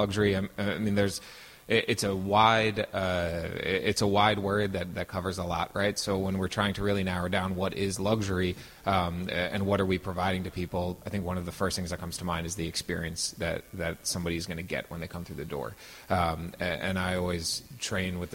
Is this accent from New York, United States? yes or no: yes; New York, United States; moved away as an adult; also born or lived in Miami; now in Atlanta, United States; I grew up in New York